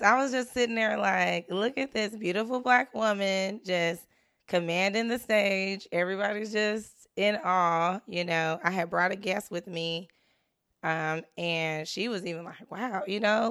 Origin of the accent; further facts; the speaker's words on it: Richmond, California, United States; I was from Richmond